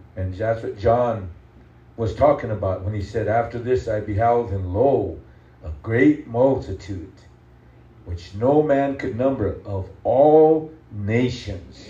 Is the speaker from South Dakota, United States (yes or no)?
yes; South Dakota, United States